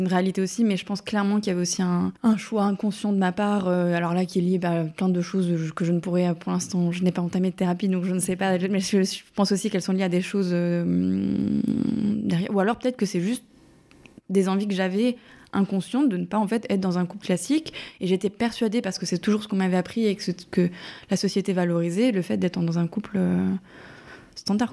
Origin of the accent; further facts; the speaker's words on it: eastern France, France; now in Paris, France; je suis originaire de l'Est de la France